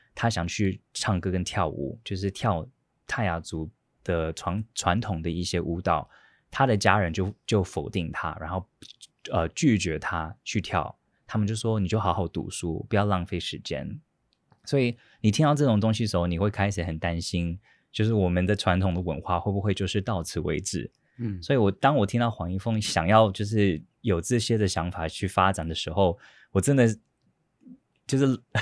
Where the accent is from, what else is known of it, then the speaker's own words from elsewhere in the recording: United States; also born or lived in Datong Township, Yilan, Taiwan; now in Taiwan; 我在美国出生长大的